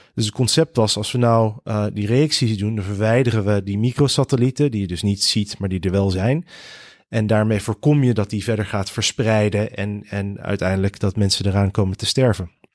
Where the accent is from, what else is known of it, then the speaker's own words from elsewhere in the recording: Rotterdam, South Holland, Netherlands; also born or lived in Connecticut, United States; de eerste zes jaar opgegroeid in de VS in, in Connecticut. En toen zijn mijn ouders, die beide Nederland zijn, ehm, met ons als gezin weer terug verhuisd naar eh, Rotterdam. En daar eh, heb ik eh, mijn school, middelbare school, mijn studie.